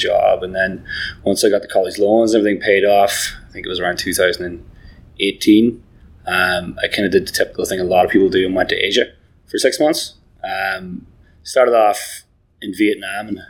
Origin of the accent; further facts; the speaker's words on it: Donegal, Ulster, Ireland; moved away as an adult; also born or lived in Galway, Ireland; now in Canada; I'm from Northwest Ireland. So actually pretty much right on the border with Tyrone.